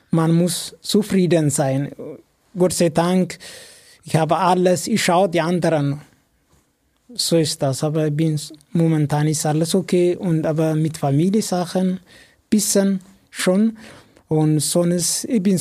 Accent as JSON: {"language": "German", "country": "Ethiopia", "second_language": "German", "said": "Ja, bei uns in Äthiopien, zum Beispiel in meinem Dorf, das ist normal das ist ein normaler Job."}